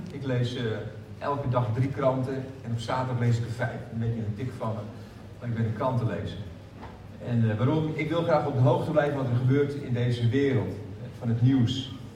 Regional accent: Haarlem, North Holland, Netherlands; ik kom uit Haarlem

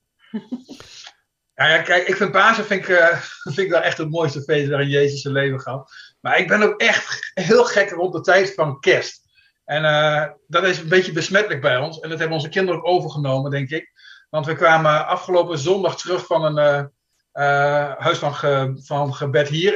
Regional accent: Kampen, Overijssel, Netherlands; moved away as an adult; now in Sweden; Ik ben opgegroeid in Kampen

